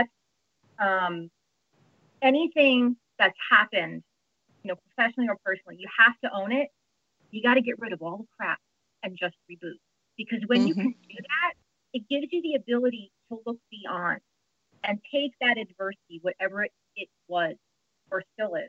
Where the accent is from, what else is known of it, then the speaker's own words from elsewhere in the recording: New Jersey, United States; I'm from New Jersey, which is another whole other perspective. So not North Jersey, I'm not in Sopranos territory